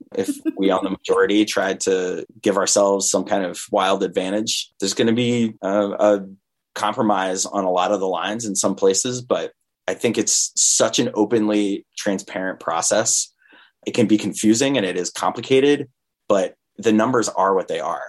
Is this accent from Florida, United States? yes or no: no; Vermont, United States; I grew up in Vermont